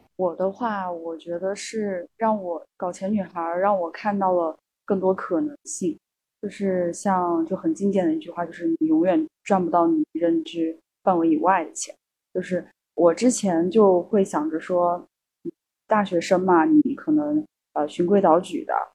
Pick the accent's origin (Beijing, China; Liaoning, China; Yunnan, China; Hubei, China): Yunnan, China; Kunming; moved away as an adult; now in Hangzhou, China; 也是第一次到杭州嘛，然后我老家是昆明的，对，呃，云南昆明